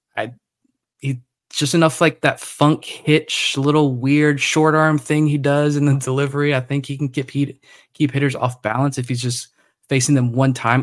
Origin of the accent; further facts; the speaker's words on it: Suffolk, Virginia, United States; I grew up in Suffolk